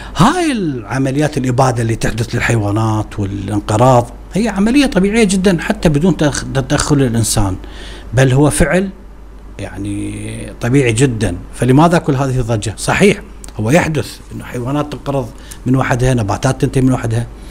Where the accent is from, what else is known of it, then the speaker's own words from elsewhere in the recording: Iraq; عندنا في العراق